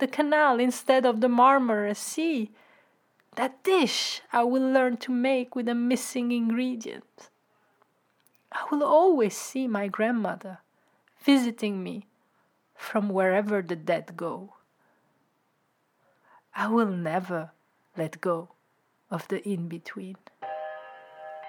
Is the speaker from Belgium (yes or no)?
yes; Brussels, Brussels-Capital Region, Belgium; also born or lived in Istanbul; now in Amsterdam, Netherlands; we never had one fixed home when I grew up in Brussels.